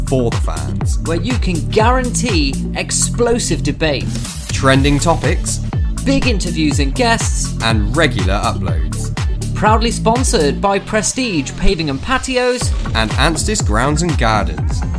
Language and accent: English; United Kingdom; You know, as a British racer, I want to see him win every time.